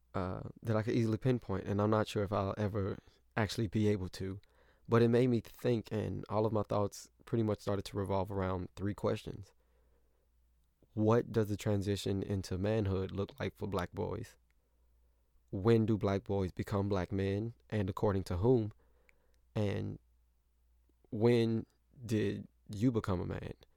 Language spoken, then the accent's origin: English; St. Louis, Missouri, United States; moved away as an adult; also born or lived in Indiana; I grew up in Saint Louis, but I went to college in Indiana